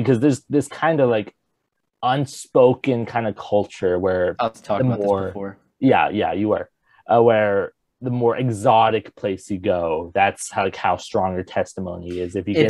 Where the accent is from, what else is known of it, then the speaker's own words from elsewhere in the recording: Southern California, United States; I'm from Southern California.